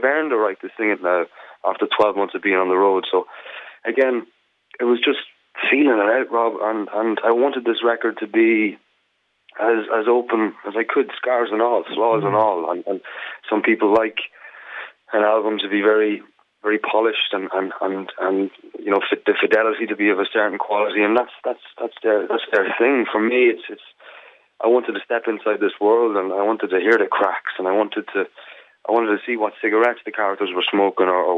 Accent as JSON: {"language": "English", "country": "Ireland", "said": "as an Irishman"}